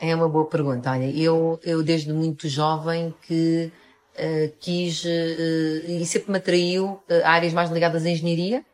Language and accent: Portuguese; Almada, Lisbon, Portugal; also born or lived in Minho; now in Lisbon, Portugal; Eu nasci em Almada sou de, e atualmente moro em Lisboa.